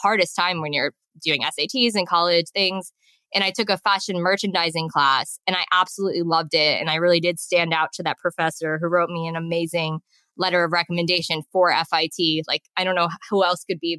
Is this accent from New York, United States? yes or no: yes; West Islip, New York, United States; moved away as an adult; now in Chiang Mai, Thailand; I grew up in West Islip, New York, on Long Island